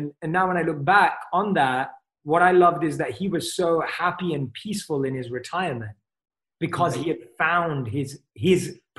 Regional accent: England, United Kingdom; I'm from England. Like, you know, football, soccer is my sport.

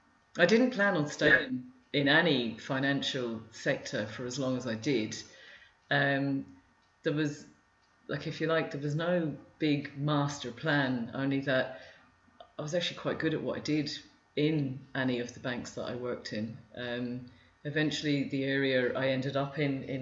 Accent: Luton, East of England, United Kingdom; moved away as an adult; also born or lived in London, United Kingdom; now in Ireland; the three of us were born and brought up in Luton

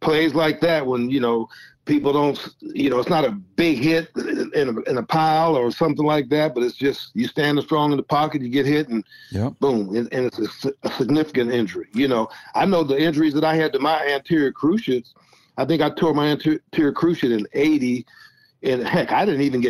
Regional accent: Youngstown, Ohio, United States; moved away as an adult; also born or lived in Seattle / San Diego; I'm from Youngstown, Ohio

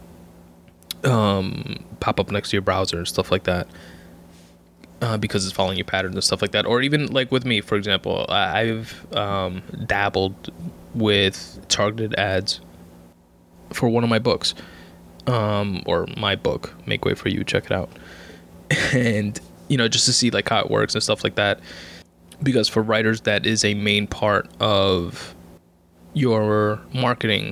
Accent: New York, United States; I'm a New Yorker.

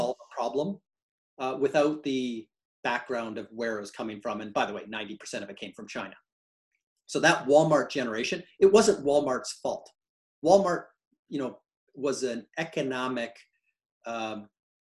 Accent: Canada; now in United States; I'm a Canadian and now a US citizen

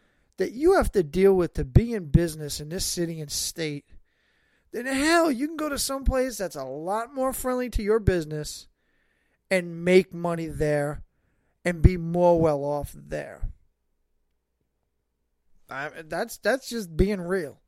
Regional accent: New York, United States; also born or lived in Staten Island; somebody who's born and raised in New York. I live here

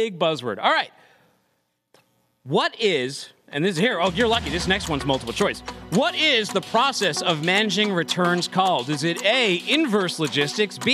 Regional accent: Boston, Massachusetts, United States; accent: Boston; my Boston accent

